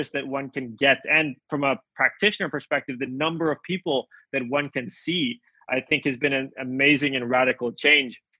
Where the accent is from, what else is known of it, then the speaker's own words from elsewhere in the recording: Jakarta, Indonesia; now in United States; We grew up together in Indonesia. we were both expats there, uh, living and studying at the same school, uh, the Jakarta International School.